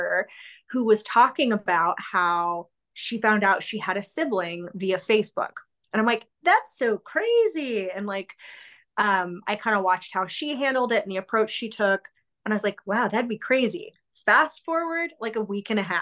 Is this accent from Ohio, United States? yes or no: no; Wyoming, United States; I was raised in Wyoming. My hometown had about 3,000-ish